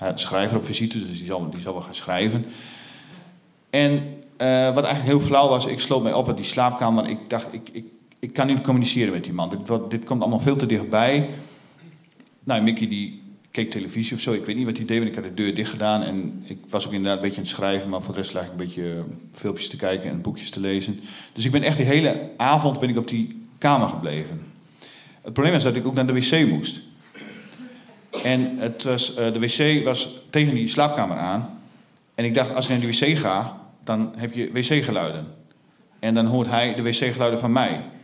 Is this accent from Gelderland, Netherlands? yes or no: no; Stadskanaal, Groningen, Netherlands; moved away as an adult; Ik ben opgegroeid in de Veenkoloniën